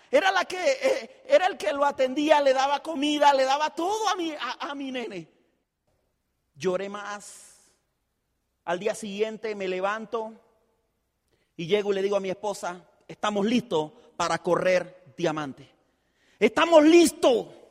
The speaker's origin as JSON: {"language": "Spanish", "region": "Chiriquí", "country": "Panama", "said": "yo soy de Chiriquí, el chiricano"}